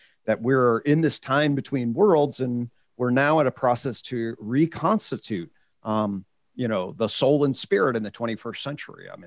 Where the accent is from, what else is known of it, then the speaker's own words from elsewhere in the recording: United States; as an American